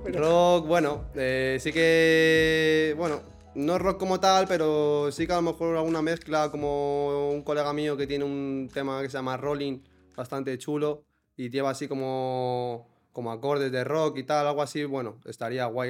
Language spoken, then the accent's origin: Spanish; Villanueva, Spain; algún pub que tenemos allí en Villanueva